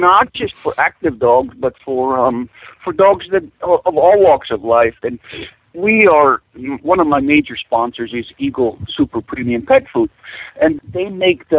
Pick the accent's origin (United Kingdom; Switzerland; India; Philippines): Switzerland; moved away as an adult; now in Alaska, United States; I was born and raised in Switzerland. In 1979, I came to Alaska